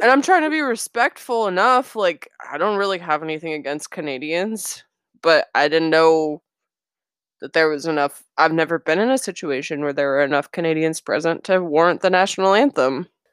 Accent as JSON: {"language": "English", "country": "United States", "said": "we're American."}